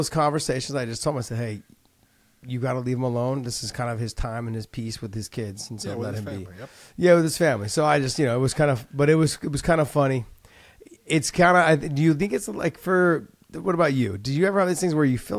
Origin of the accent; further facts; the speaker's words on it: Bay Area, California, United States; I grew up in the Bay Area